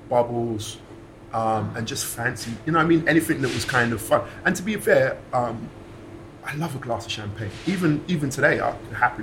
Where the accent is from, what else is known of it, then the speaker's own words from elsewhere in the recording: London, United Kingdom; I'm from West London